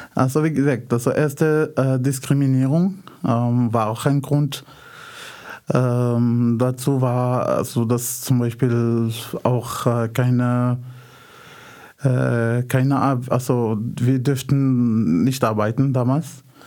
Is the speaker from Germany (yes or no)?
no; Casablanca, Casablanca-Settat, Morocco; German is a second language; moved away as an adult; now in Austria; ich komme aus äh, Casablanca, Marokko